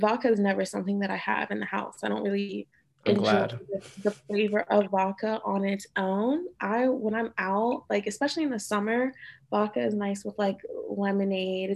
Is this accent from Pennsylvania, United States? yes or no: yes; Western Pennsylvania, United States; moved away as an adult; also born or lived in Puerto Rico / Pittsburgh; now in Baltimore, United States; growing up in Western Pennsylvania, back when we, you know, at the time when we grew up